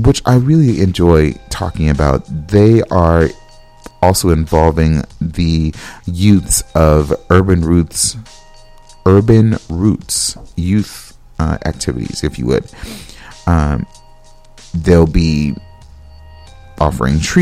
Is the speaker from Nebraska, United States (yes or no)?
no; California, United States; now in Minnesota, United States; I'm from California